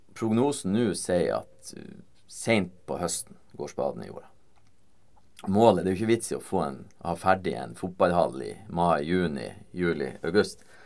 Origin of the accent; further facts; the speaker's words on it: Vesterålen, Nordland, Norway; moved away; fra Vesterålen, der jeg kommer fra